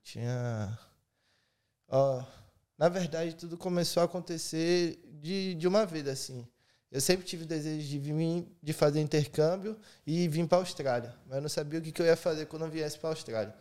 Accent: Bahia, Brazil; also born or lived in Cuiabá, Mato Grosso / Presidente Prudente, São Paulo; eu fui para Bahia. Isso eu era a terceira série, acho que eu tinha uns 11 anos

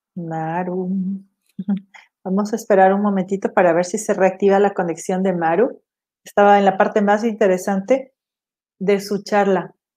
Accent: Ecuador; also born or lived in Los Angeles; soy ecuatoriana

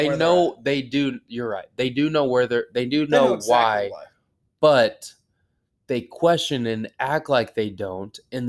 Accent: United States; I'm an American man.

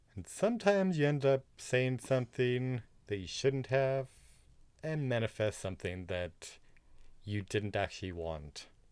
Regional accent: Southern California, United States; I am a boy from Southern California

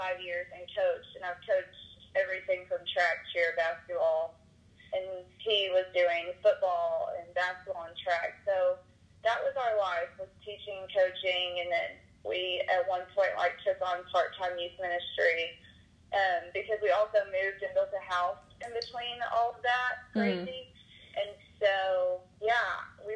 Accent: East Texas, United States; moved away as an adult; now in Arkansas, United States; I'm from Texas. I now live in Arkansas

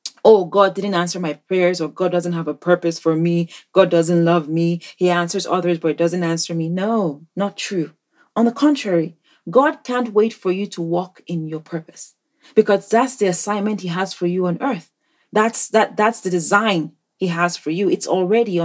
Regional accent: Nigeria; moved away; in Nigeria, my home country

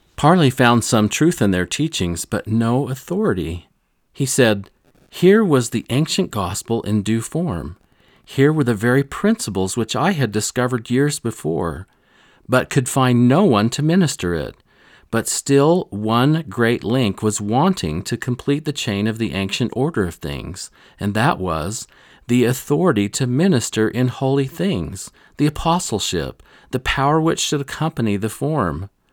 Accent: Rolla, Missouri, United States; I grew up in Missouri, in this area

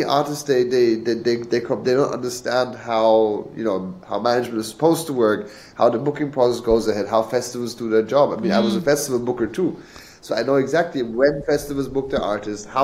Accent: England, United Kingdom; moved away; I grew up in England, so for 10 years I was living in the UK.

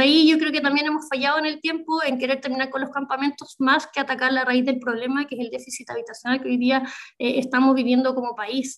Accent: Chile; also born or lived in Biobío; somos un país muy, muy largo

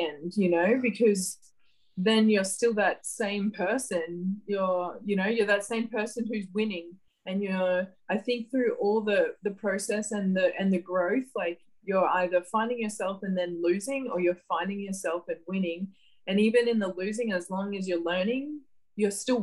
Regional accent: Gladstone, Queensland, Australia; I grew up in a small town called Gladstone, central Queensland

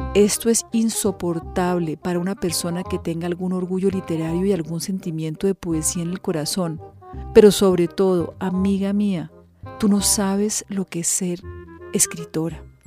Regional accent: Colombia; soy periodista colombiana

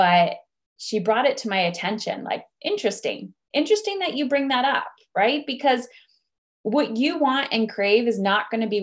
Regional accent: Ontario, Canada; I'm from where I live, which is Ontario. I live in Canada, actually just across the border from Michigan

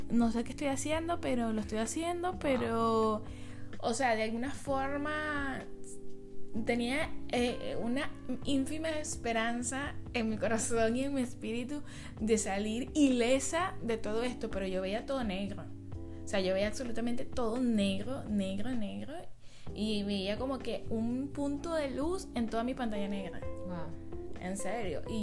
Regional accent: Venezuela; also born or lived in Chile; now in United States; salí de Venezuela, estaba en Chile, o sea, me fui a Chile, viví tres años en Chile y después por vacaciones vine a Estados Unidos

